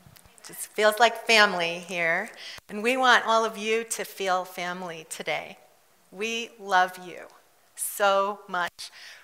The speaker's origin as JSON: {"language": "English", "country": "South Africa", "tie": "born or raised there", "said": "I grew up in South Africa. I really should talk like this. I really do when I'm around South Africans."}